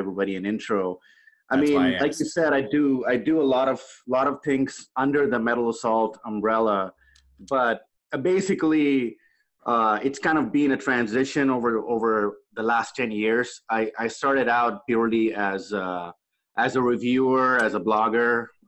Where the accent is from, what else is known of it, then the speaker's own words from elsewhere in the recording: India; now in Los Angeles, United States; I grew up in India